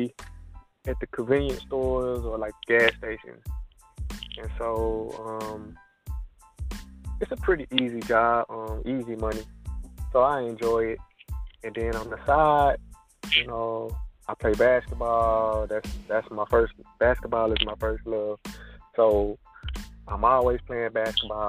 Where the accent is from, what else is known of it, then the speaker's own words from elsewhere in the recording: Fort Worth, Texas, United States; moved away; I was born and raised in Lake Como. Lake Como, Texas, that's my neighborhood